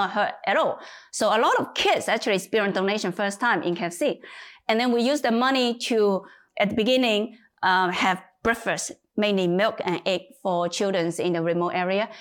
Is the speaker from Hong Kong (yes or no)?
yes; Hong Kong; moved away as an adult; also born or lived in United Kingdom; now in China; I was born in China, but moved to Hong Kong when I was nine.